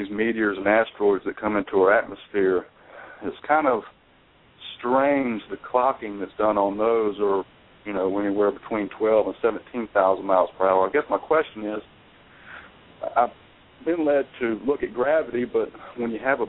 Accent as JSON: {"language": "English", "region": "North Carolina", "country": "United States", "said": "I'm from North Carolina."}